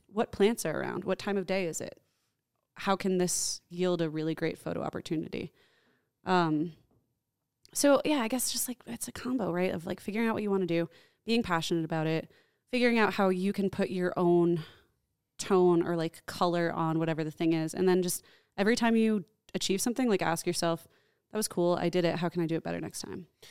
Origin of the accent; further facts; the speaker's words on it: New Jersey, United States; I grew up in New Jersey